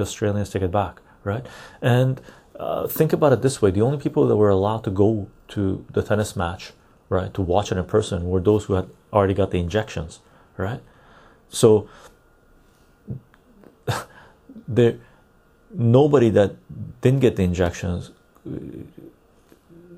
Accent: Canada; I'm Canadian

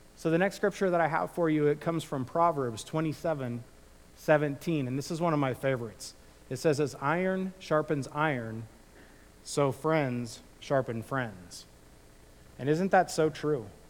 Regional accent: Illinois, United States; now in California, United States; when I grew up in the Midwest

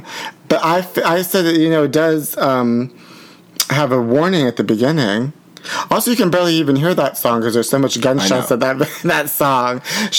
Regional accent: Pittsburgh, Pennsylvania, United States; now in Los Angeles, United States; he's from Pittsburgh and I'm from Pittsburgh.

